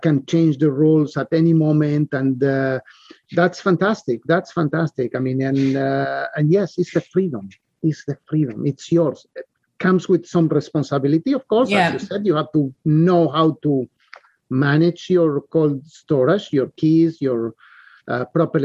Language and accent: English; Argentina; moved away; I came from Argentina. And we live all our lives under inflation, hyperinflation